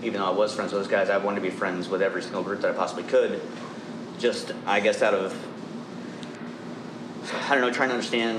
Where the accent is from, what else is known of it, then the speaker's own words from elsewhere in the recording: Chillicothe, Ohio, United States; I'm from Chillicothe, and it's just a bunch of people who want to stay where they are